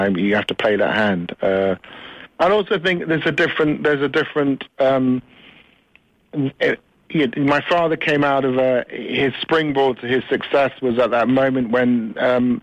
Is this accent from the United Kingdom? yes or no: yes; England, United Kingdom; also born or lived in United States; I can't call myself Irish because I was, you know, I was raised in England and I wasn't exposed to the Irish culture.